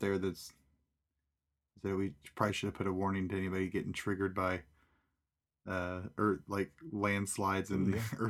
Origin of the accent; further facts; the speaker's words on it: Kansas, United States; She knew I was from Kansas